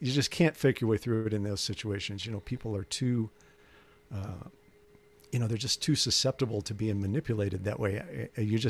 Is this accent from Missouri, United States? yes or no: yes; St. Louis, Missouri, United States; also born or lived in Kansas City; Well, I was born in Kansas City, and then moved to St. Louis when I was about, I don't know, 7, 8 years